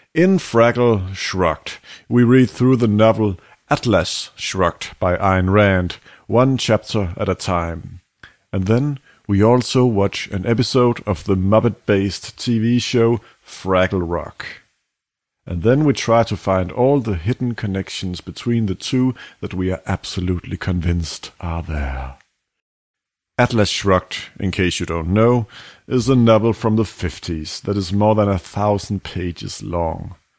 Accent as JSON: {"language": "English", "country": "Denmark", "second_language": "English", "said": "we are two young Danes, we're from Denmark."}